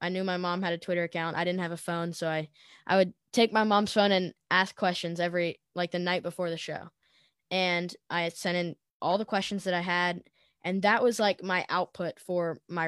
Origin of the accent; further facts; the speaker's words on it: Tennessee, United States; they knew I was from Tennessee